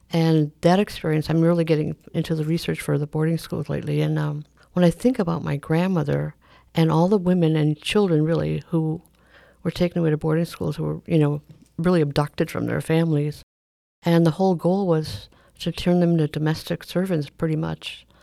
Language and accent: English; Milwaukee, Wisconsin, United States; also born or lived in Oneida, Wisconsin; I am actually born and raised in Milwaukee as well